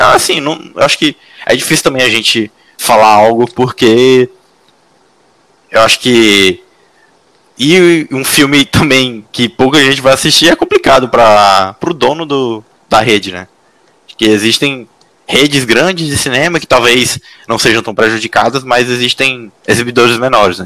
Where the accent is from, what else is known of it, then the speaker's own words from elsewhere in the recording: Teresina, Piauí, Brazil; now in São José dos Campos, Brazil; eu sou de Teresina, moro em São José